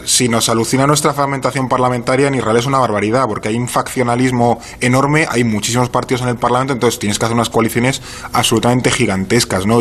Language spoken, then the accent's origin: Spanish; Spain